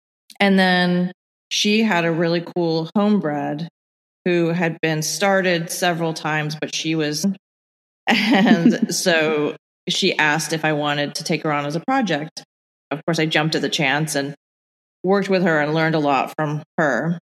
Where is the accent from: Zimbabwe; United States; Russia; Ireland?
Ireland; born there; moved away; also born or lived in Bahamas / England; I was born in Ireland and grew up in a bunch of different places